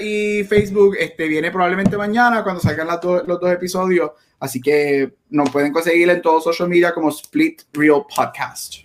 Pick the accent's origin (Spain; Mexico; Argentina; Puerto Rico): Puerto Rico; como buen boricua